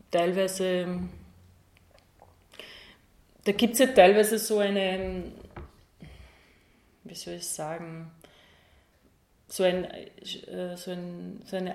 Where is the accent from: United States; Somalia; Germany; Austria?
Austria; Upper Austria; ich bin in Oberösterreich aufgewachsen mit dem Blick auf den Traunstein. Das ist so unser Berg.